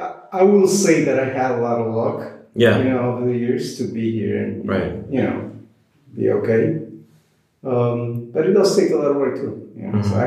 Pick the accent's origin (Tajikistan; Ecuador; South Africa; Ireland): Ecuador; moved away as an adult; also born or lived in Woodside, New York / Tampa, Florida; now in New York, United States; I'm originally from Ecuador.